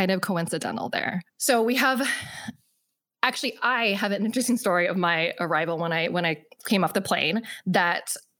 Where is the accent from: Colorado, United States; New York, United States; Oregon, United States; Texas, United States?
Oregon, United States; West Linn; also born or lived in Busan, South Korea / Hawaii; It's called West Lynn